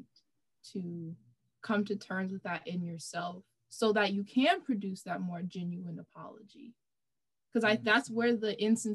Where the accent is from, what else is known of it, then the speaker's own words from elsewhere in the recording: United States; as an American